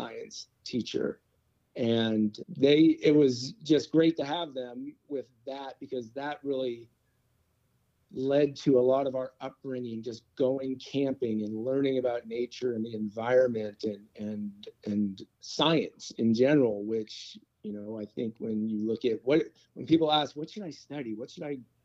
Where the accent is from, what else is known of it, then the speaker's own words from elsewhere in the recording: Daly City, California, United States; also born or lived in San Francisco, California; So I was born in San Francisco, California, the youngest of three. I grew up in Daly City